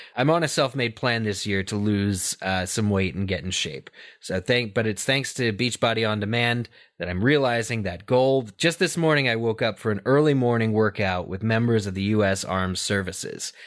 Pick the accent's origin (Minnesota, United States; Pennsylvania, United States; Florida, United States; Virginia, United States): Pennsylvania, United States; I'm from Pennsylvania